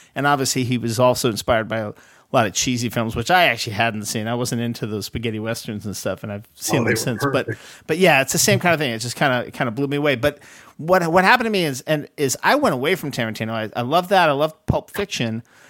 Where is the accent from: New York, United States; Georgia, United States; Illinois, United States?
New York, United States; so I grew up in New York